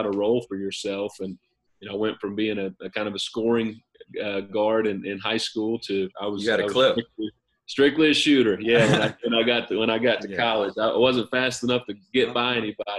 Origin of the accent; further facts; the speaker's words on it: Eastern Kentucky, United States; now in Morehead, United States; I'm not too far from my hometown, or about a little under 2 hours, but it's a very similar area in Eastern Kentucky. We're a little bit northwest of where I grew up